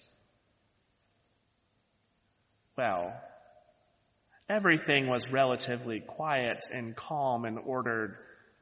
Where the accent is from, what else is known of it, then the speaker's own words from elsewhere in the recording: the Bible Belt, United States; moved away; I grew up in the Bible Belt, so everyone was in church on Sundays